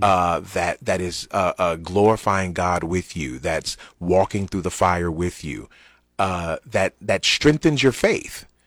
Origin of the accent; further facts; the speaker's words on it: United States; as American Christians